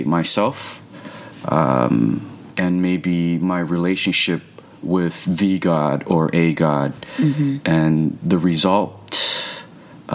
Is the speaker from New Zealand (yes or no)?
no; Los Angeles, California, United States; I'm born and raised in Los Angeles